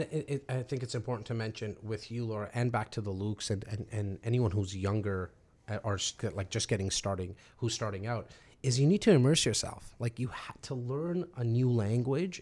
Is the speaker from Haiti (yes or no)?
no; Toronto, Ontario, Canada; now in Brampton, Canada; I grew up actually in Rexdale